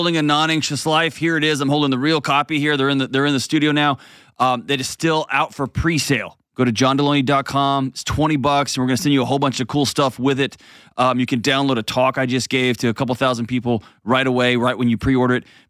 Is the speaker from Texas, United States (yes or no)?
yes; Houston, Texas, United States; my hometown, H-Town